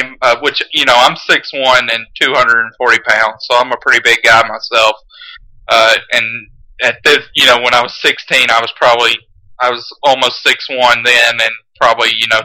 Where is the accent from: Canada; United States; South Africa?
United States; Carrollton, Georgia; I grew up in Carrollton, Georgia